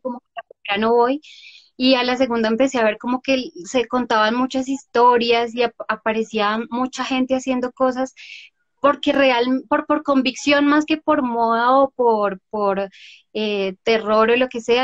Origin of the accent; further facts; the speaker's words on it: Bogotá, Colombia; yo soy eh, Rola, no tan Rola como tú, pero eh, bueno, yo nací aquí y me encanta Bogotá